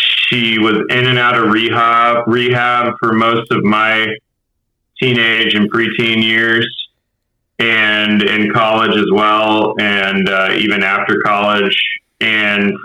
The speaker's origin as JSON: {"language": "English", "town": "Houston", "region": "Texas", "country": "United States", "tie": "born or raised there", "also_born_or_lived": "Humble, Texas / Kingwood, Texas / Clear Lake, Texas", "lives_now": "Austin, United States", "said": "Born and raised in Houston"}